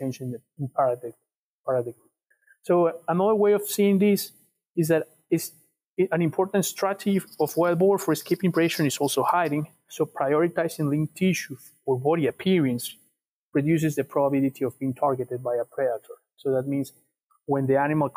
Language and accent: English; Ecuador; now in South Dakota, United States; I'm from Ecuador